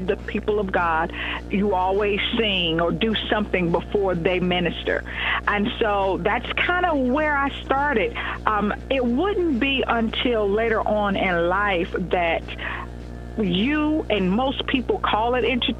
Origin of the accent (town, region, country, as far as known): Eastern North Carolina, United States